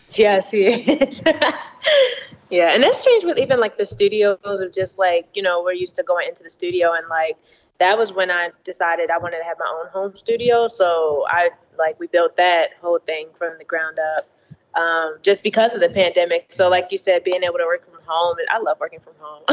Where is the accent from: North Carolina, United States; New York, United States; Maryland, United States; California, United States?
Maryland, United States; Baltimore; now in Atlanta, United States; I'm originally from Baltimore, Maryland. Um, so born and raised there.